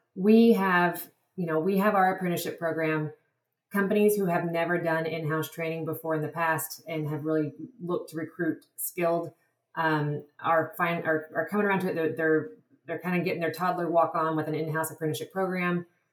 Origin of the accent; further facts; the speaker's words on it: Texas, United States; also born or lived in Madagascar; I'm originally from Texas